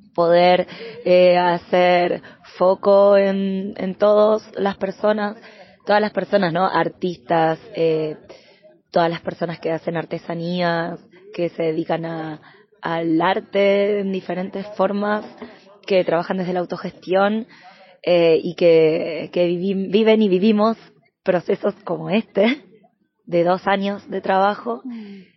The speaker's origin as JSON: {"language": "Spanish", "region": "Buenos Aires", "country": "Argentina", "also_born_or_lived": "Valparaíso, Chile", "moved": "as an adult", "lives_now": "Chile", "said": "soy de Buenos Aires originalmente, pero hace siete años que vivo en Chile"}